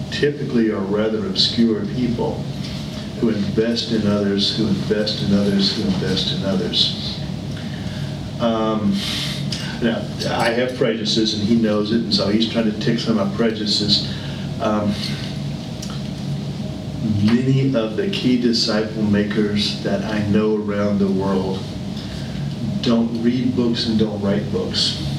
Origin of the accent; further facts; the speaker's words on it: United States; moved away; I spend most of my life overseas. I'm American. I'm proud to be an American.